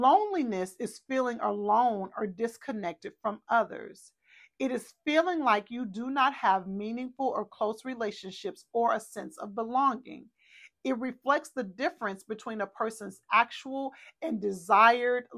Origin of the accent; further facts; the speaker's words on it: Texas, United States; we're from Texas